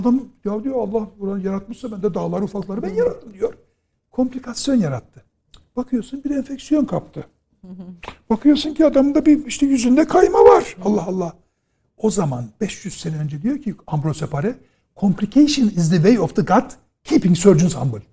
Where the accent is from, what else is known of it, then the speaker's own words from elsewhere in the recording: Trabzon, Turkey; ben Trabzonluyum